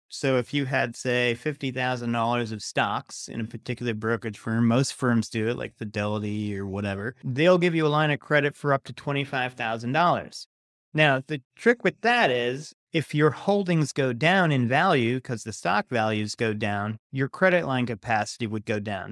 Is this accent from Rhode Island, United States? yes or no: yes; Rhode Island, United States; also born or lived in Massachusetts; I was born in Rhode Island, went to college in Massachusetts.